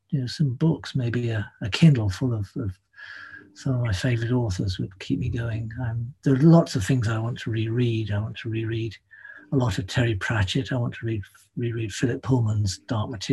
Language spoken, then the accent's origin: English; London, United Kingdom; I grew up in London